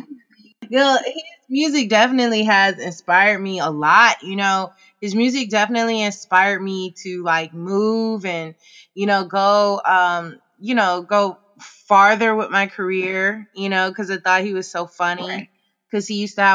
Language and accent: English; Oakland, California, United States; also born or lived in Emeryville; I grew up mainly in Oakland and Emeryville area